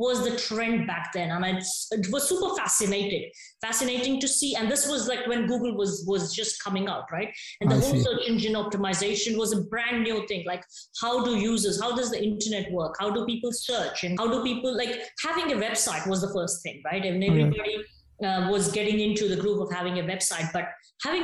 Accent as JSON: {"language": "English", "town": "Hyderabad", "region": "Telangana", "country": "India", "moved": "as an adult", "said": "I'm from Hyderabad originally, from South India"}